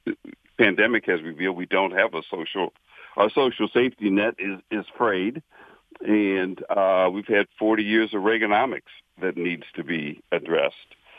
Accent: Western Pennsylvania, United States; now in Lake Orion, United States; I grew up in Western Pennsylvania

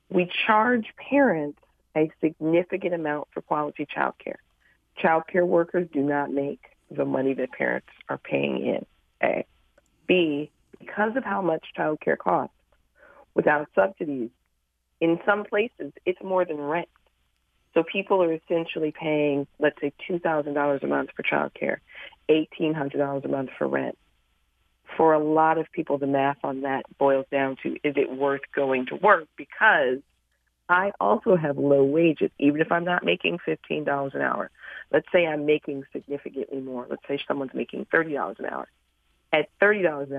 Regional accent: Chicago, Illinois, United States; I'm from Chicago

